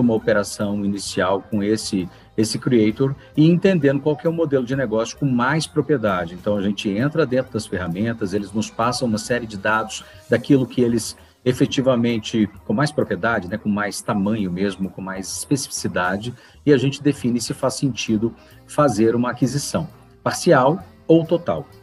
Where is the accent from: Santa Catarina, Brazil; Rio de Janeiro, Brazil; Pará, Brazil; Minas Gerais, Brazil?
Minas Gerais, Brazil; Belo Horizonte; also born or lived in São Paulo; now in Nova Lima, Brazil; Eu sou natural de Belo Horizonte